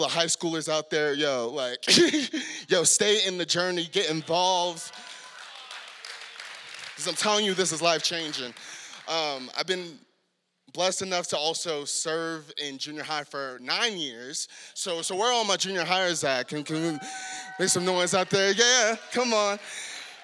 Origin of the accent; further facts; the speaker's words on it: San Diego, California, United States; moved away as an adult; now in Salt Lake City, United States; born and raised in San Diego, a very, ghetto part of San Diego